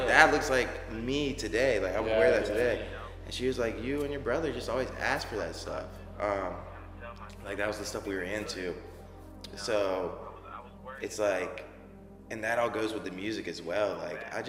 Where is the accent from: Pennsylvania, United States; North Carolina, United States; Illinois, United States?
North Carolina, United States; Wake Forest; also born or lived in Raleigh, North Carolina; I grew up in Wake Forest, which is like 5 minutes from Raleigh